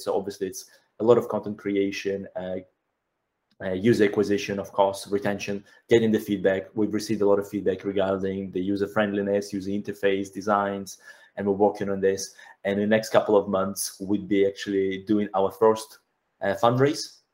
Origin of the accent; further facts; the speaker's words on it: Belarus; moved away; I'm actually from Belarus